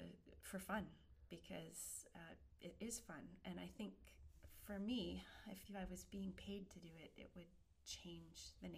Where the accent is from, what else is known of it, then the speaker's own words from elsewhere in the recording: Almont, Michigan, United States; And then this job opening came up in Almont, and I thought, how weird would that be to go back to my hometown?